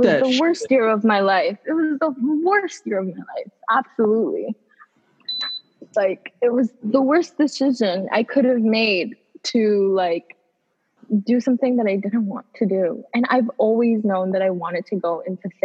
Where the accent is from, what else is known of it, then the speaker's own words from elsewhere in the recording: United States; also born or lived in Bangladesh; I was born in Bangladesh, but then we moved here when I was 7, so I'm Bangladeshi American. So I have two parts of me because I was raised here, but I was born somewhere else.